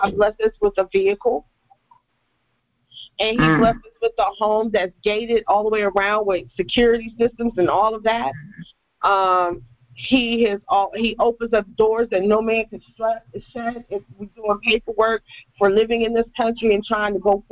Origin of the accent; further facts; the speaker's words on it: United States; moved away as an adult; now in Belize; I'm from the United States, but I made a journey across the water to live in Belize